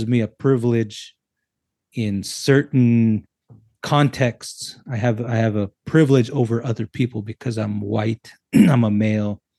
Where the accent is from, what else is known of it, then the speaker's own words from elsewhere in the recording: United States; now in Canada; I'm a native from the States